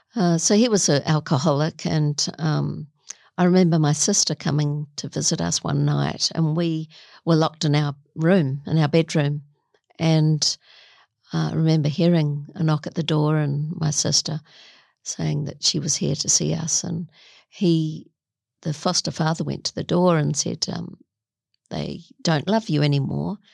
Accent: Auckland, New Zealand; I'm a Kiwi

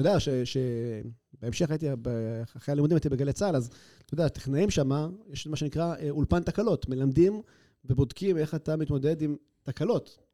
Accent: Haifa, Haifa District, Israel; also born or lived in Canada / Tel Aviv / Herzliya; now in Atlit, Israel; אני אומנם יליד קנדה, אבל מגיל אה, פחות משנה אני מחיפה

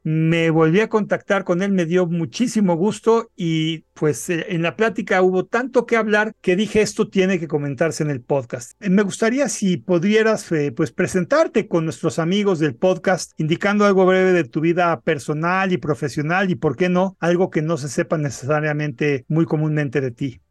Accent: Mexico; nosotros como mexicanos

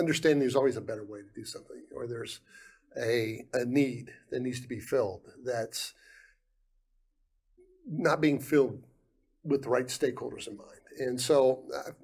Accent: Ohio, United States; moved away as an adult; also born or lived in Guam; I'm from Ohio. I'm a Buckeye. I went to Ohio State

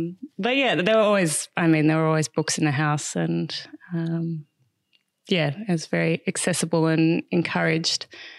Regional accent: Canberra, Australian Capital Territory, Australia; now in Merimbula, Australia; We grew up in Canberra, so we're outdoors a lot too.

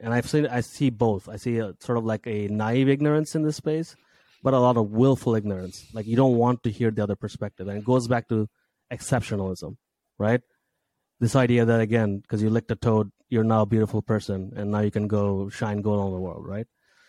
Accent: Saudi Arabia; also born or lived in Bangladesh; If I talk about my background, I from Bangladesh, grew up, you know, I was born there, but I grew up in Saudi Arabia in an English speaking school full of lower middle class kids.

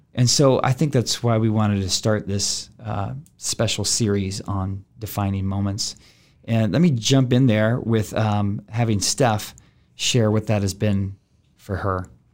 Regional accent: Denton, Texas, United States; as a young man growing up in Denton, Texas with my aunt and uncle

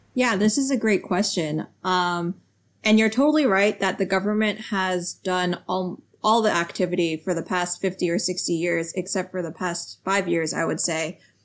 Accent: United States; also born or lived in France / New York; I grew up in the United States um, with Chinese parents, so speaking Chinese

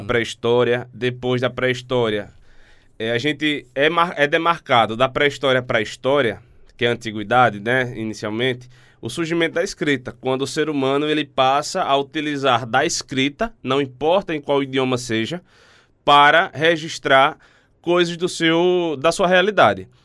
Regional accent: Alagoas, Brazil; Eu sou alagoano, estou aqui de passagem

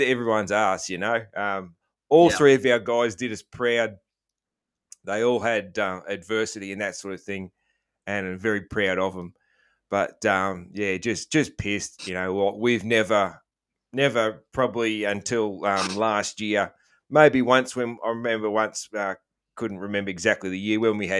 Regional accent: Australia; I'm an Aussie

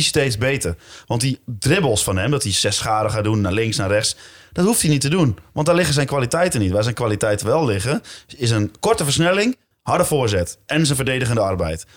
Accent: Zwolle, Overijssel, Netherlands; ik ben geboren in Zwolle, op 100 meter van het stadion.

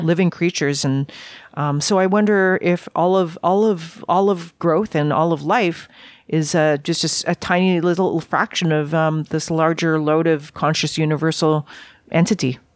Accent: Vancouver, British Columbia, Canada; I grew up in Vancouver

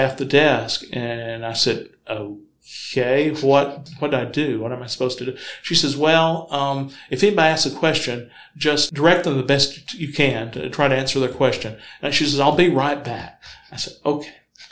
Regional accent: Huntsville, Alabama, United States; I grew up in Huntsville, graduated from high school there

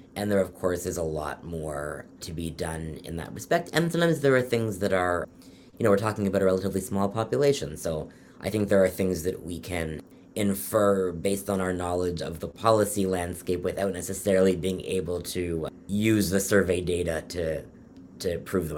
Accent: Toronto, Ontario, Canada; moved away as an adult; also born or lived in London, Ontario; now in Philadelphia, United States; I'm from Toronto originally

